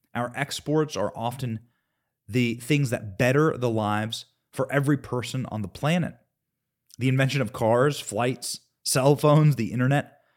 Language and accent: English; United States; We are Americans.